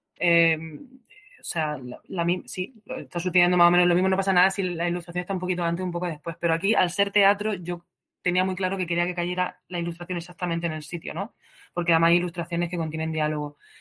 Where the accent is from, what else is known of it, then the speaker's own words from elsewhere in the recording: Region of Murcia, Spain; moved away as an adult; also born or lived in Granada / London; yo soy de Murcia